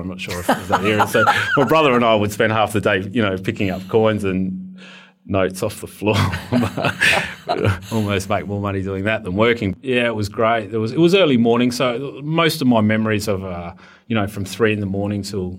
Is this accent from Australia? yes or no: yes; Adelaide, South Australia, Australia; growing up in the Central Market